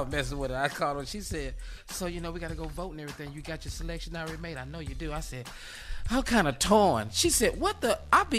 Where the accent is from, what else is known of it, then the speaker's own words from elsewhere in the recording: Texas, United States; I'm from Texas